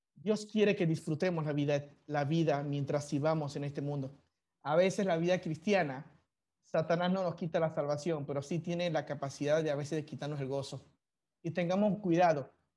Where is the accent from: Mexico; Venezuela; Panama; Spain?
Panama; also born or lived in China; yo soy chino de nacimiento y muestro otra bandera panameña diciendo que yo soy panameño de crecimiento